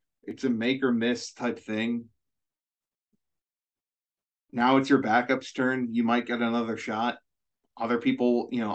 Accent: hometown near Glenbard West High School, Illinois, United States; driving through my hometown, and I pointed out my high school and then mentioned the geography of the other high schools in like our district

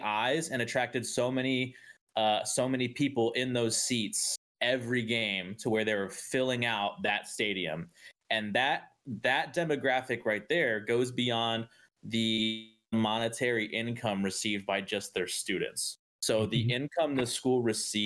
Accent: San Diego, California, United States; I'm from San Diego

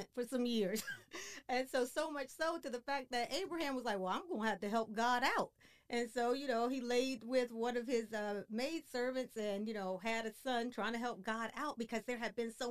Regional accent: Washington, District of Columbia, United States; moved away as an adult; now in Frisco, United States; We're from the East Coast, from the Washington, D.C. area

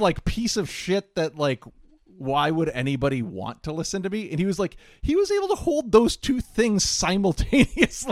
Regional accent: Midwest, United States; We're also from the Midwest

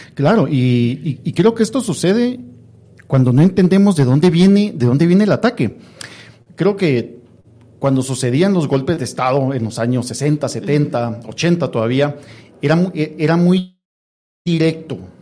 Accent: Guatemala

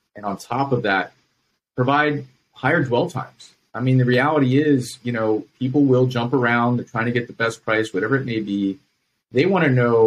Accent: Virginia, United States; I grew up in Virginia

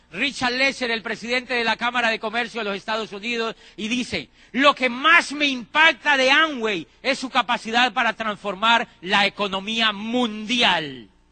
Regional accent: Colombia; Yo, yo en mi país ya estaba diciendo que ese país no servía para nada. En Colombia

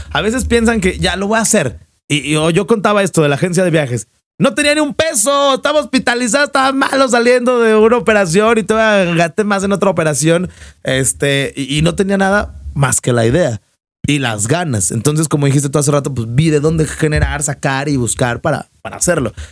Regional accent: Mexico

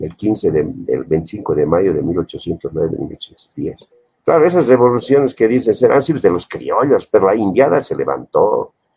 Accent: Bolivia; me han dado mi carrera de identidad boliviana

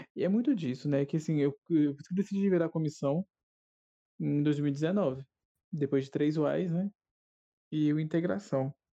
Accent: Minas Gerais, Brazil; accent: mineiro

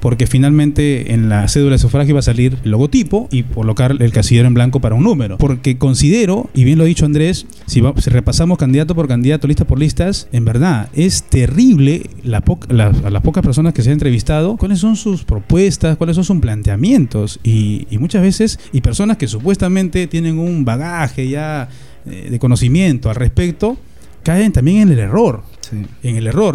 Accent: Sayán, Lima, Peru; also born or lived in Huacho; Yo soy, yo provengo de Lima Provincias, de Distrito de Sayán, Huacho y Lima Provincias también.

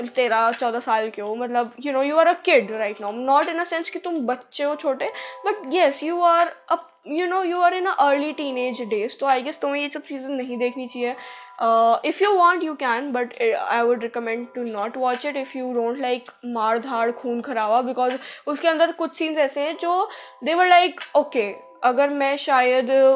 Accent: India; accent: Indian; मेरा कोई एक्सेंट है भी नहीं भाई एकदम इंडियन एक्सेंट है

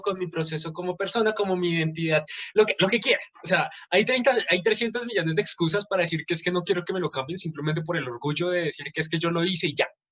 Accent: Colombia; nosotros como colombianos

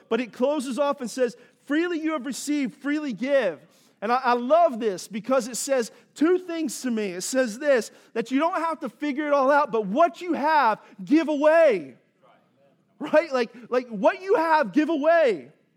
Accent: East Coast, United States; moved away as an adult; also born or lived in Southeast Texas / Los Angeles; now in Texas, United States; I grew up on the East Coast, and then I lived here in Southeast Texas for most of my adult life

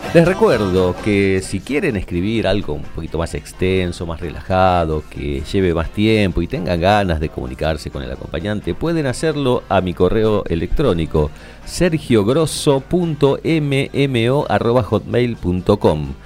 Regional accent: Argentina; en nuestra cultura, somos argentinos

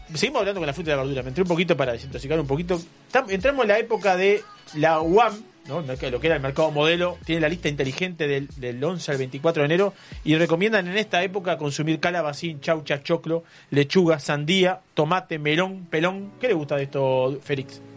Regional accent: Cuchilla Alta, Canelones, Uruguay; yo soy de Cuchilla Alta, cerca ahí

